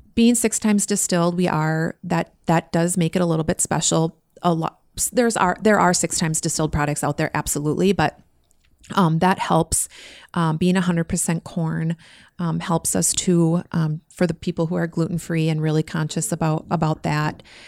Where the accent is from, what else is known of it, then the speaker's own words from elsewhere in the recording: Minnesota, United States; Being local, I mean, we're from Minnesota. We, you know, we this is our this is our home state for sure.